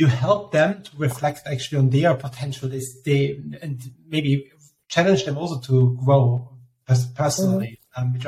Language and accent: English; Austria; I'm from Austria, and Austrians are famous for complaining as such